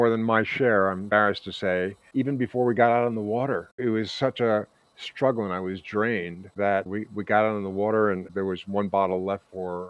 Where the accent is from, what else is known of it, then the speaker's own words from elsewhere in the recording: New York City, New York, United States; I'm from the Bronx. I used to drink from an open fire hydrant.